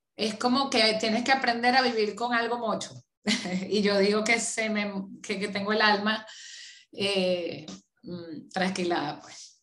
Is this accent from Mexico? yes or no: no; Venezuela; moved away as an adult; tocó como muchísimos venezolanos eh, salir a empezar desde cero en otro país